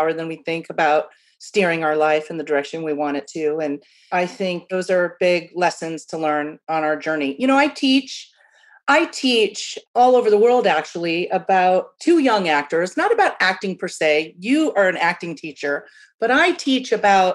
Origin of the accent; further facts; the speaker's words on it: Midwest, United States; as a kid from the Midwest